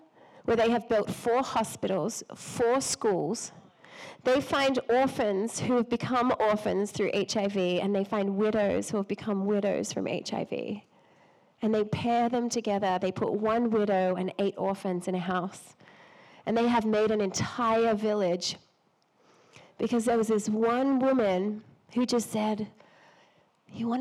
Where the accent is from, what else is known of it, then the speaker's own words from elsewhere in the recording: Australia; I'm Australian